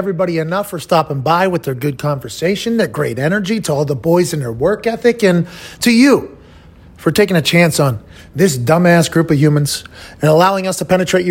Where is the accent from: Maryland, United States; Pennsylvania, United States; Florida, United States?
Pennsylvania, United States; Pittsburgh; Growing up in Pittsburgh around too many Italians